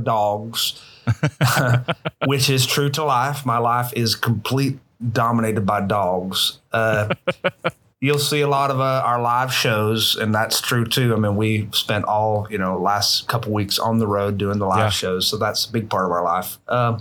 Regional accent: panhandle of Florida, United States; born or raised there; also born or lived in Missouri

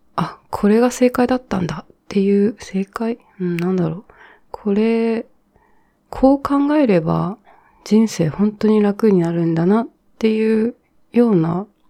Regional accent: Japan; 日本で育ったんですけど

